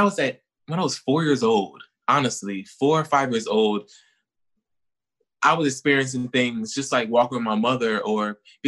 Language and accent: English; Newark, New Jersey, United States; also born or lived in Atlanta, Georgia; now in Los Angeles, United States; I'm from Newark, New Jersey, and I also live in Atlanta. I moved to LA from Atlanta.